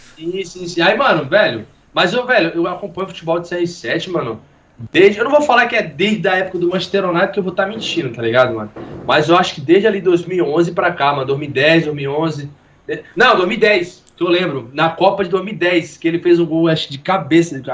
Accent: Minas Gerais, Brazil; accent: mineiro; moved away as an adult; now in Rio de Janeiro, Brazil; A gente é de Vila Gabriel Passo, né? Minas Gerais aí. Cidadezinha pequena

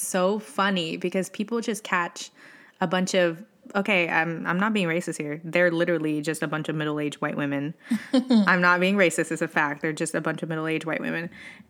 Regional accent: Utah, United States; born there; now in New York, United States; And sis is like, we're in New York and I was born in Utah

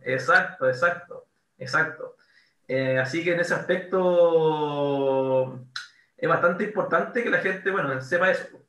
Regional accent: La Serena, Coquimbo, Chile; also born or lived in Valparaíso; en colegio, un colegio inglés católico acá en La Serena

